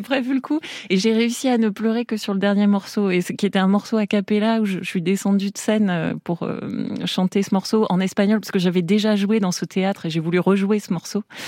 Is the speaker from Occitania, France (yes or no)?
yes; Tarbes, Occitania, France; born or raised there; now in Paris, France